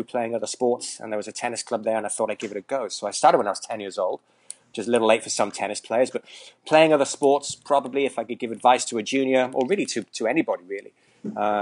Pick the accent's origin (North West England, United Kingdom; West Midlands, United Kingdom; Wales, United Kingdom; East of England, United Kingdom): Wales, United Kingdom; Llantwit Major; moved away as an adult; also born or lived in Hilton Head Island, South Carolina / Hong Kong / Vietnam; now in United States; I'm originally from Wales, from a huge town called Llantwit Major. I'm actually just kidding there. It's got a population of about 7,000. So I grew up in Wales